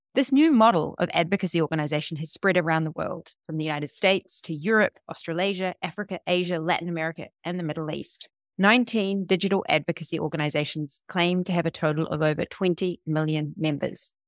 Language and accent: English; New Zealand; moved away; also born or lived in Berlin; I'm from New Zealand